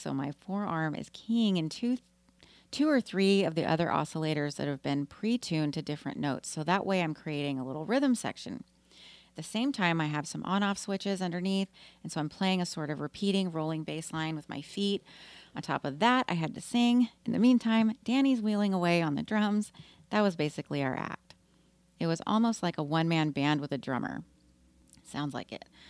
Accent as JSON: {"language": "English", "town": "Austin", "region": "Texas", "country": "United States", "tie": "born or raised there", "said": "Austin's my hometown"}